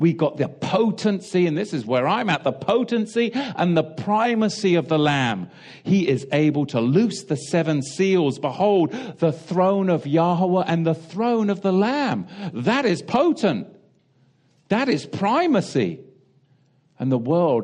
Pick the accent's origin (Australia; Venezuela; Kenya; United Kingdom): United Kingdom; England; growing up in England